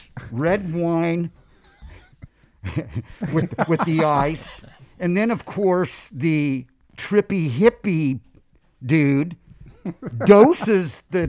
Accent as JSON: {"language": "English", "town": "Los Angeles", "region": "California", "country": "United States", "tie": "born or raised there", "said": "You know, growing up in Los Angeles, we get in the car and the first thing we do is turn the radio on."}